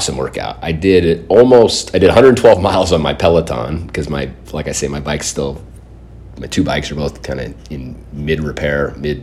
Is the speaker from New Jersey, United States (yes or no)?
no; San Diego, California, United States; I grew up down in San Diego